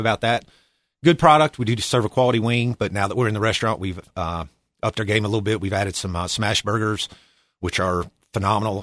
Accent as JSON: {"language": "English", "town": "Boone", "region": "North Carolina", "country": "United States", "tie": "born or raised there", "also_born_or_lived": "Washington, D.C. / Virginia Beach, Virginia", "said": "born and raised in Boone, North Carolina."}